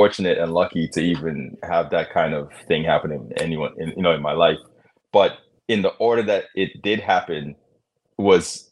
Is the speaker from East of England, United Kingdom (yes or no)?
no; London, United Kingdom; now in United States; I grew up in London, and all my friends were from all aspects of different countries